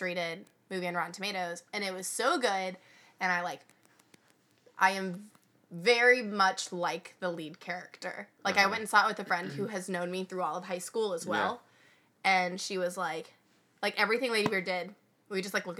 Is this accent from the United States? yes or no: yes; United States; I'm American.